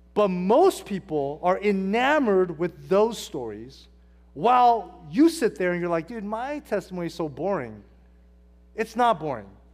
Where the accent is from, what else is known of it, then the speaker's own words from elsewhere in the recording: Hacienda Heights, California, United States; I grew up in Hacienda Heights, California, Wilson High School